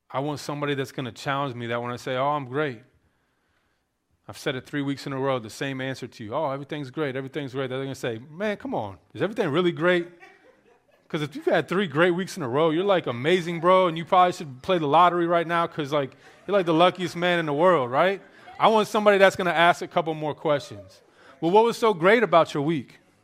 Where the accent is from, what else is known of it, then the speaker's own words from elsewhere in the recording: Maryland, United States; I grew up in Maryland, very liberal state